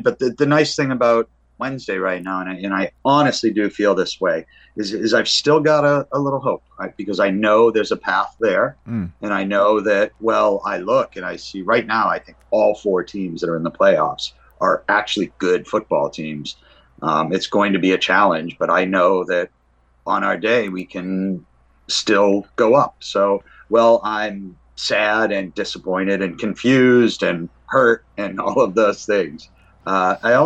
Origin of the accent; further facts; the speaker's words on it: United States; As an American hockey player